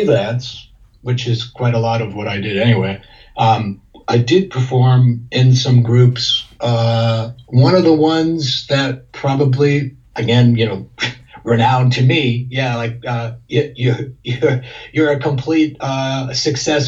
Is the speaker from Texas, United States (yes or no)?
no; South Florida, United States; also born or lived in Massachusetts; I was born in Massachusetts and grew up there till I was 8. And then my mother remarried. When she remarried, it was to a man who brought us to Florida, to South Florida. So I grew up there